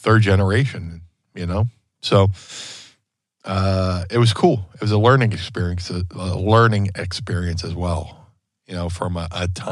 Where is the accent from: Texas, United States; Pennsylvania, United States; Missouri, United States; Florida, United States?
Pennsylvania, United States; Philadelphia; we're all from Philly